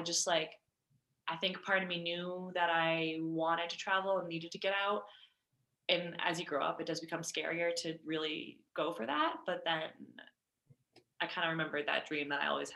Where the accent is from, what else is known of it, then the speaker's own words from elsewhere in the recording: Westwood, Massachusetts, United States; moved away as an adult; now in Colorado, United States; my hometown in suburban Massachusetts